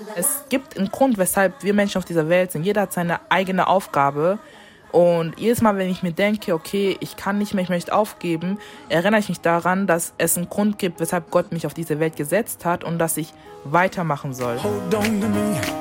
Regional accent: Germany; ich habe einen deutschen Pass, doch, ich wurde hier geboren

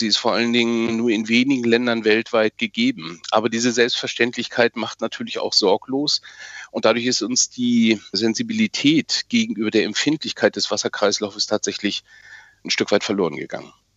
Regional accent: Germany; hier bei uns in Deutschland und Mitteleuropa, wir leben oder haben bisher in einem wasserreich und leben auch weiterhin in einem wasserreichen Land

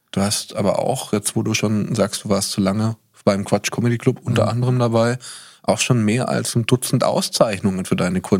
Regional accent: Cologne, North Rhine-Westphalia, Germany; moved away as an adult; also born or lived in Berlin; geboren in Köln.

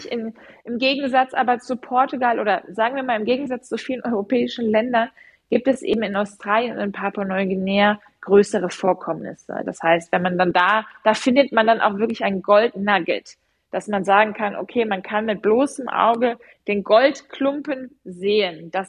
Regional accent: Rhineland, Germany; Ich bin ja Rheinländerin, deswegen erwähne ich jetzt den Rhein.

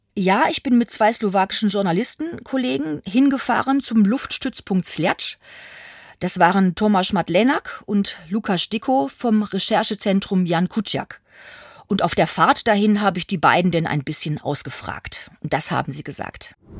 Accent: Germany; als Deutsche konnte ich mir da auch einiges anhören

